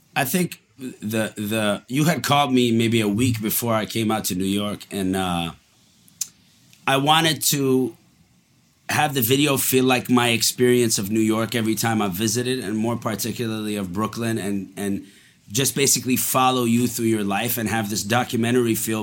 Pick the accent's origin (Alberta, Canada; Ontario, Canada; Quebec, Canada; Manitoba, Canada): Quebec, Canada; Montreal; also born or lived in Dubai, United Arab Emirates; I was born in Dubai and then we moved to Montreal when I was five